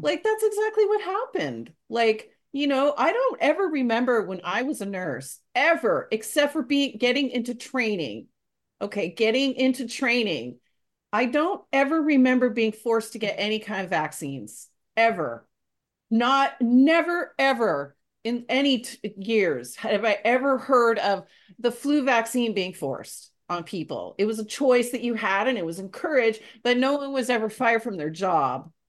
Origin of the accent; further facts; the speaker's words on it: Canada; as a Canadian